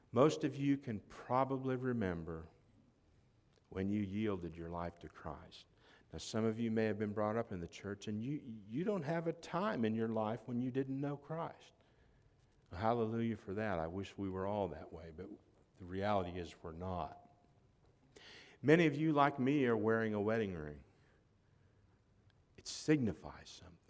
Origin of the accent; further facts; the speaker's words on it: Florida, United States; also born or lived in Tennessee; When somebody asks me where I'm from, I say I'm from Florida, not Tennessee.